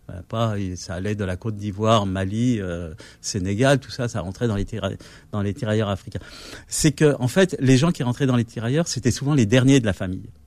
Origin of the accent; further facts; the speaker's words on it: Kabylie, Algeria; moi, moi, je suis kabyle, donc en arabe, je sais, pas.